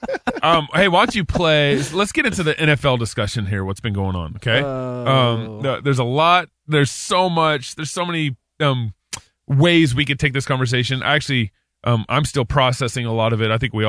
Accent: Texas, United States; now in Northwest, United States; We live in the Northwest. So I grew up in Texas where stuff like this happens.

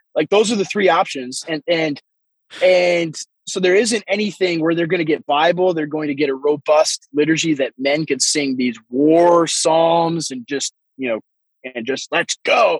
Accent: Waseca, Minnesota, United States; moved away as an adult; I am uh, a pastor in rural southern Minnesota in a very small town, actually, my hometown where I was born and raised, uh, Minnesota

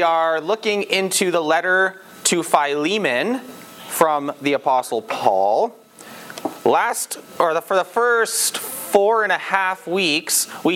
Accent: England, United Kingdom; I'm English

